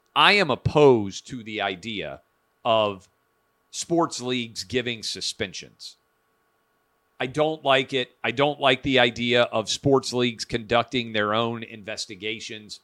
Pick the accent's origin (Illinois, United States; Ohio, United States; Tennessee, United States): Tennessee, United States; Nashville; born and raised in Nashville, public school K through 12